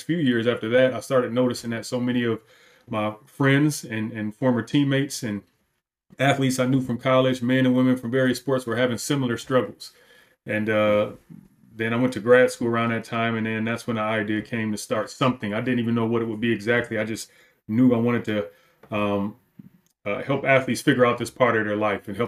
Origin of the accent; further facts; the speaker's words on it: Detroit, Michigan, United States; moved away; also born or lived in Wisconsin; I grew up in Detroit